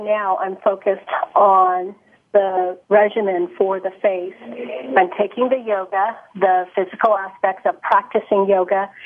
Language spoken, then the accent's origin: English; San Francisco Bay Area, California, United States; I grew up in the Bay Area, in the San Francisco Bay Area.